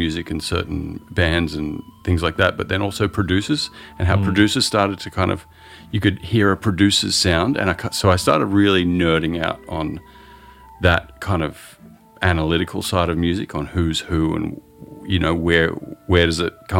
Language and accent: English; Byron Bay, New South Wales, Australia; moved away; also born or lived in San Francisco / Sydney; I grew up for most of my life in Byron Bay, this tiny little kind of surf town